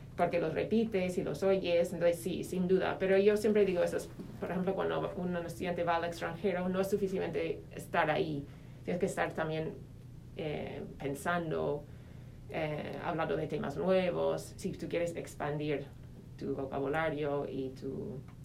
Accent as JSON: {"language": "Spanish", "region": "Minnesota", "country": "United States", "also_born_or_lived": "Spain / Madrid", "second_language": "Spanish", "moved": "as an adult", "said": "soy eh, de Minnesota, de Estados Unidos"}